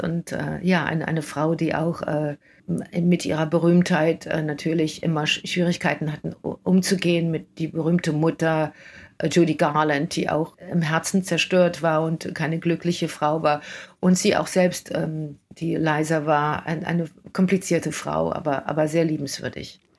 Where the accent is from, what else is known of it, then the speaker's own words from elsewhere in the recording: Germany; now in New York, United States; als einzige Deutsche in der Produktion